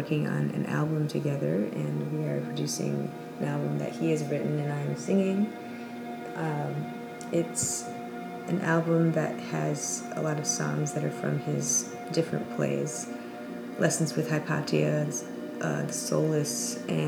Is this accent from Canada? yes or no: no; Ann Arbor, Michigan, United States; He lives in Ann Arbor, Michigan, which is my hometown